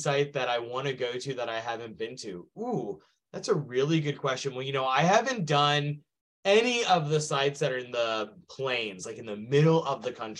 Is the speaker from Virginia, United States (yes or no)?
yes; Virginia, United States; growing up on the East Coast, I'm a little spoiled in that regard, because growing up, Colonial Williamsburg was close by.